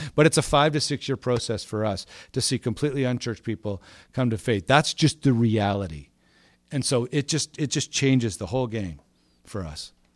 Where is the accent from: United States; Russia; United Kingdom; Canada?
Canada; Montreal, Quebec; moved away as an adult; also born or lived in Vancouver; now in Toronto, Canada; I grew up in Montreal.